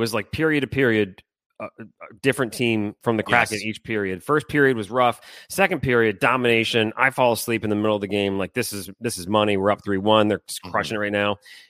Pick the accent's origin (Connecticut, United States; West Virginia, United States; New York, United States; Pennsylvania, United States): Connecticut, United States; Back where I grew up in Connecticut